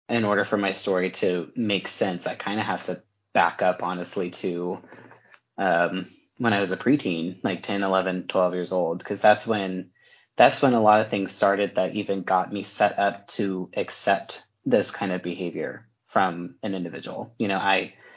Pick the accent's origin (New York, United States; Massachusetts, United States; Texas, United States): Texas, United States; I'm from Texas. I'm from the Bible Belt, you know, I grew up in a great home